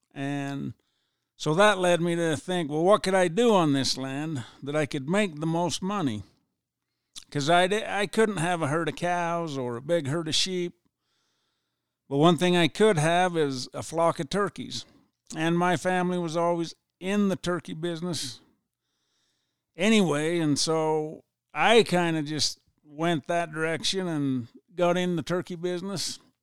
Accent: Ephraim, Utah, United States; I was born and raised in Ephraim, lived here all my life

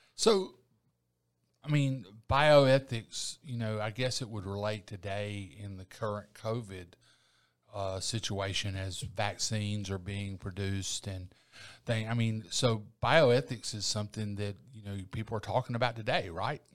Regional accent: Eufaula, Alabama, United States; now in Columbus, United States; I was raised in Eufaula.

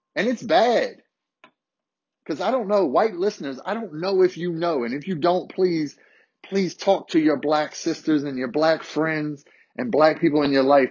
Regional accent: Harrisonburg, Virginia, United States; I grew up in Harrisonburg, a majority white city, small city

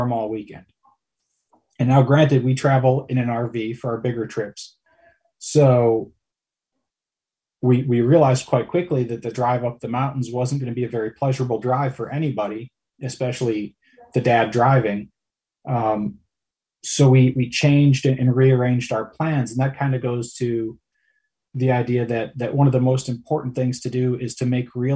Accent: Wisconsin, United States; we went camping every weekend growing up in Wisconsin

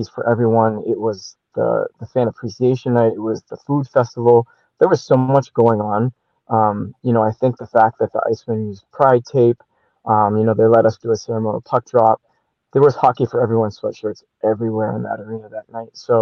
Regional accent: Maine, United States; moved away as an adult; also born or lived in Montreal, Canada; now in Jacksonville, United States; I was born in Montreal and grew up in Maine

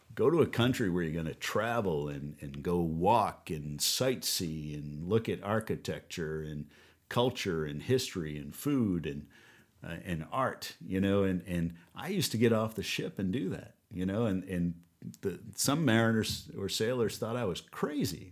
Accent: United States; moved away as an adult; also born or lived in New Orleans; we moved back from New Orleans back home here, crazy, in our own backyard where I was born and raised

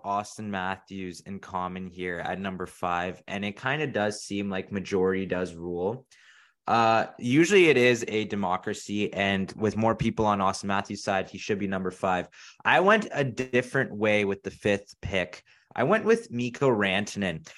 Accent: Canada; we are from Canada

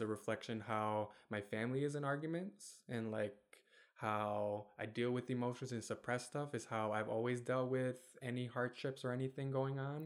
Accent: Kentwood, Michigan, United States; also born or lived in Germany / Bosnia; we moved to Kentwood in Michigan when I was five. So I've lived in Michigan my whole life pretty much since then

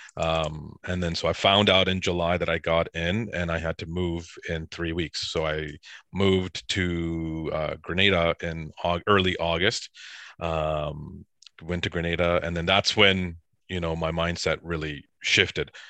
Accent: Surrey, British Columbia, Canada; also born or lived in Edison, New Jersey; I grew up in Surrey, B C

